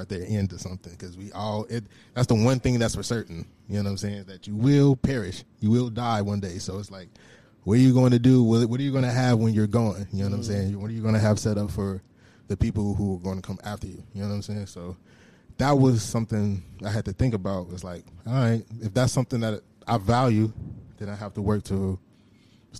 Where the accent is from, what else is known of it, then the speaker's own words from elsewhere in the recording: United States; growing up where I grew up in the South Side